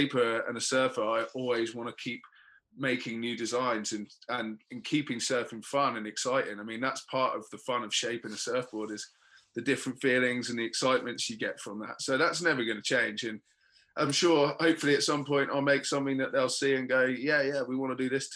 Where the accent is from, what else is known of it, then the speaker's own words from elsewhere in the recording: England, United Kingdom; being the English guy